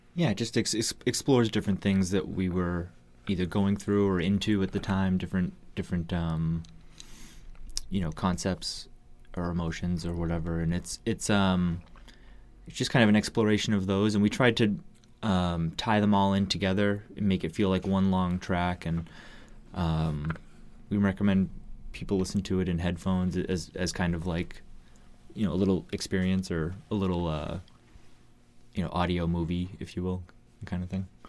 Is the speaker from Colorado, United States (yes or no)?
no; Massachusetts, United States; moved away as an adult; now in Seattle, United States; I grew up in Massachusetts